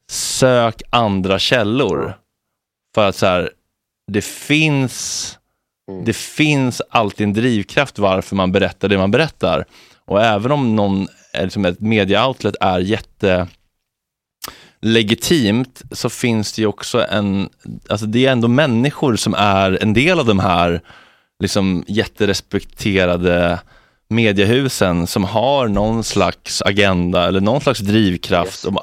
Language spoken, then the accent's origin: Swedish; Sweden; som svensk och liksom västerlänning så har man ju ett stort förtroende för våra media-outlets.